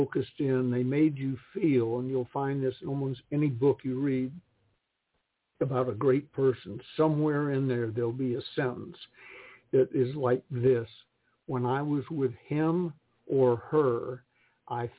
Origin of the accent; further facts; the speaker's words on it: Springfield, Massachusetts, United States; moved away; also born or lived in California; I was born in Springfield, Massachusetts, so I was born a Yankee